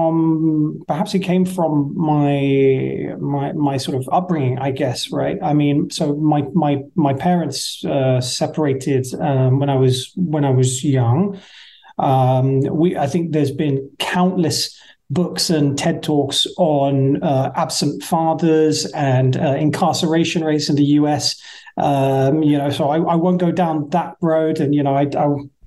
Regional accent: Marlow, South East England, United Kingdom; moved away as an adult; now in Dubai, United Arab Emirates; growing up in Marlow. It is so quintessentially, English

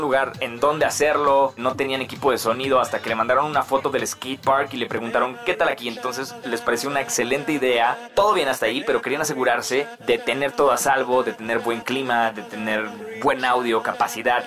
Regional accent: Mexico; also born or lived in Mexico City; nuestro país

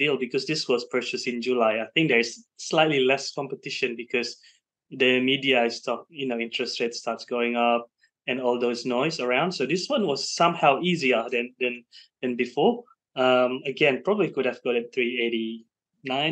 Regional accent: Indonesia; now in Sydney, Australia; I'm from Indonesia originally

